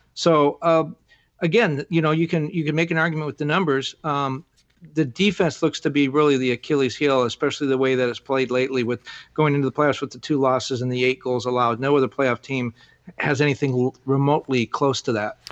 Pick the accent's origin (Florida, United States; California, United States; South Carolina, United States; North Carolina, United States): California, United States; Southern; moved away; also born or lived in Miami; I grew up in Southern California